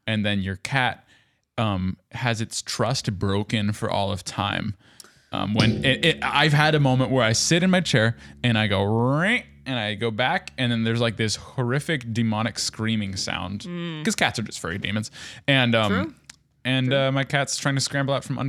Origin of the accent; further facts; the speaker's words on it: the South, United States; I grew up in the South, and we had a wraparound porch.